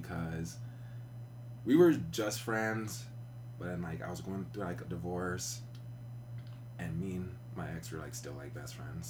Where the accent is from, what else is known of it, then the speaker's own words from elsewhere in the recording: Riverside, California, United States; moved away as an adult; also born or lived in Monterey County, California / Oakland, California / Ohio; So originally from Riverside, lived there most of my life. I moved up north to Monterey County about three, four years ago.